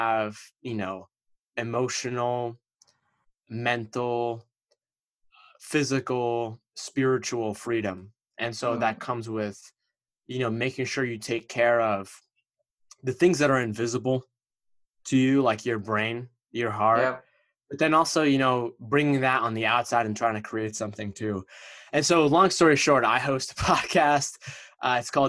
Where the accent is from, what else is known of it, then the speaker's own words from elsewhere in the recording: East Coast of America, United States; I'm from the East Coast of America, and my parents came to America from Egypt